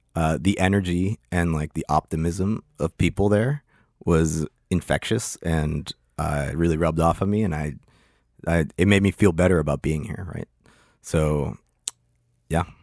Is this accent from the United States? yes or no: yes; Pittsburgh, Pennsylvania, United States; moved away as an adult; also born or lived in Lima, Peru / Hollandale, Florida; now in Miami, United States; I moved to Pittsburgh when I was one